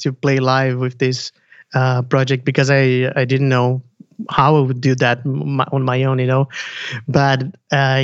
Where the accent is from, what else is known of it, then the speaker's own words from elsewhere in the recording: Brazil; now in Burlington; I'm from Brazil